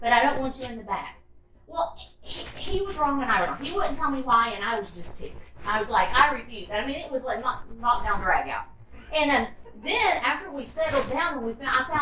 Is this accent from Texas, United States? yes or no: no; Tennessee, United States; moved away as an adult; also born or lived in Orlando; I grew up in Tennessee